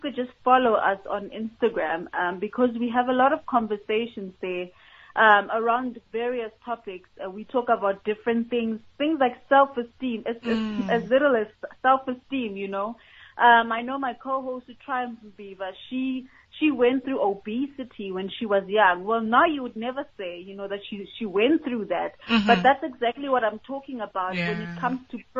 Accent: White River, Mpumalanga, South Africa; We're from Mpumalanga. I'm from White River. So we want to basically empower the places where we are from, especially because we were those young girls in those communities

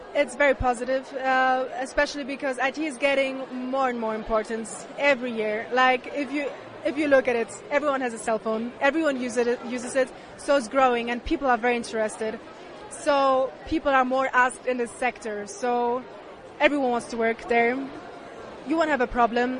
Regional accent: Germany; I'm from Germany

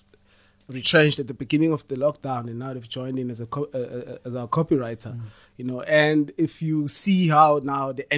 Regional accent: Limpopo, South Africa; I'm from Limpopo

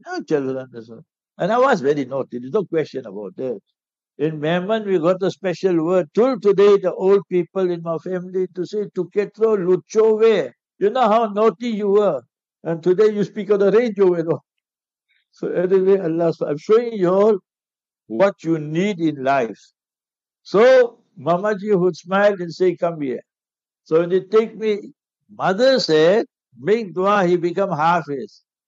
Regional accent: Heidelberg, Gauteng, South Africa; I'm from Heidelberg.

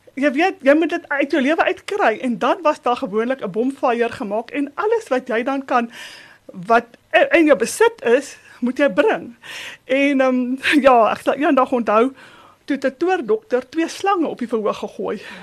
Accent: Springs, Gauteng, South Africa; now in Boksburg, South Africa; Ek het groot geword op Entekot, 'n landbouhoeve net buite Springs

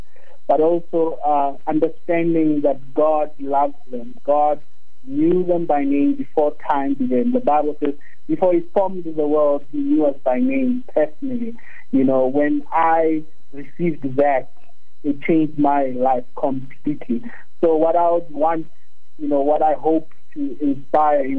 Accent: Mpumalanga, South Africa; English is a second language; moved away as an adult; also born or lived in Stellenbosch; I grew up in Mpumalanga, so we never actually got to speak English, you know, as a way of communication until I got to University of Stellenbosch

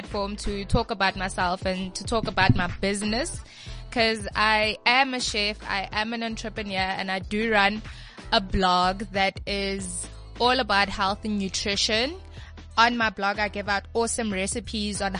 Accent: Pretoria, Gauteng, South Africa; also born or lived in Rustenburg / Potchefstroom; I've been living in Pretoria since the age of 3. So I believe that ke motho tla ga Pitori, and I'm in love with being from, you know, the Jacaranda city

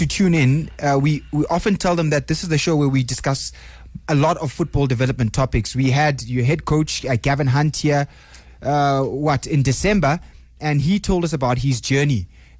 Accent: East Rand, Gauteng, South Africa; I was growing up in the East Rand

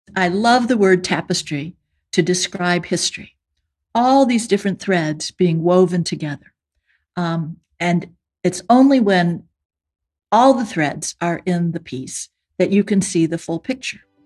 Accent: United States; speaking as an American

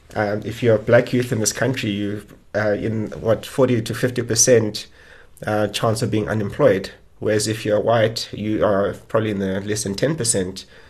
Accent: South Africa

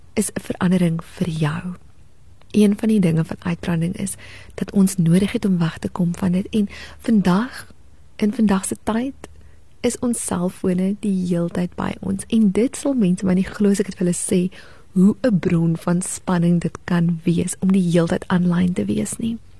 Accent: South Africa; as Suid-Afrikaners en as kinders van die Here

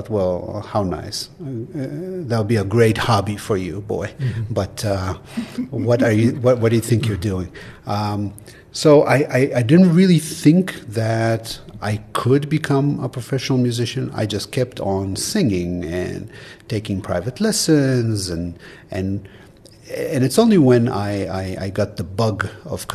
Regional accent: Israel; moved away; I grew up in Israel, to where they immigrated in the late 60s.

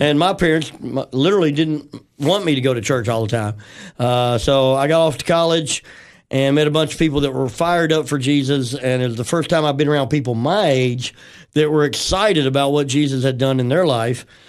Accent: Memphis, Tennessee, United States; I grew up in Tennessee, West Tennessee.

